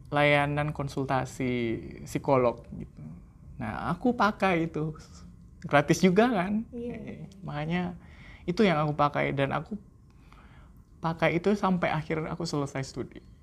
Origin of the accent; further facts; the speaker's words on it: Indonesia; di Indonesia kan kita seringnya uh, lecture base